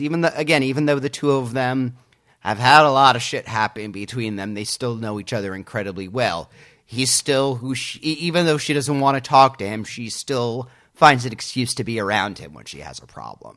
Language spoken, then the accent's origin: English; United States; I as an American